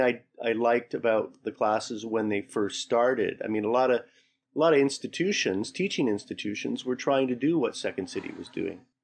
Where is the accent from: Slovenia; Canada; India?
Canada; Calgary, Alberta; now in Toronto, Canada; I'm from Calgary originally.